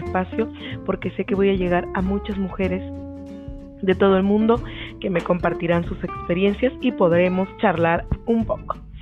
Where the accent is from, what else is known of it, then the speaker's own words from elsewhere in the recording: Peru; soy orgullosamente peruana